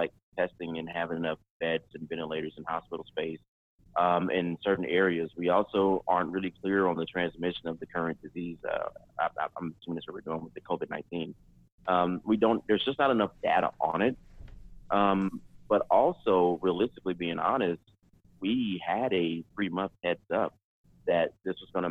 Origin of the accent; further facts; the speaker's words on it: Deep South, United States; growing up in the Deep South